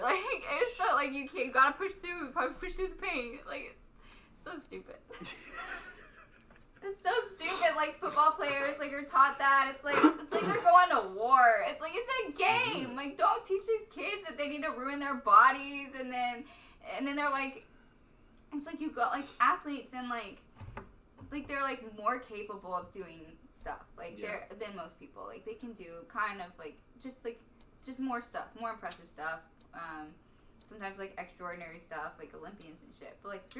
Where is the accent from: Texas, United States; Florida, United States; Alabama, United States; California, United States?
Texas, United States; Stephenville; Stephenville. Sorry, Stephenville.